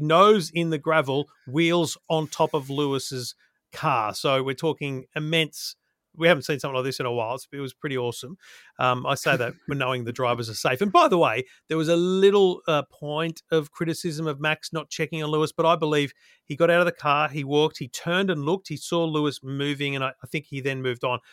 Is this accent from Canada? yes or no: no; Australia